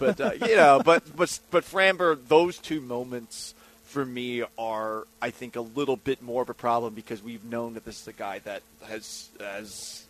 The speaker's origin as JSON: {"language": "English", "town": "Boston", "region": "Massachusetts", "country": "United States", "moved": "yes", "said": "Because I'm from Boston, and my mom's from Philly, so I'm like just a hybrid."}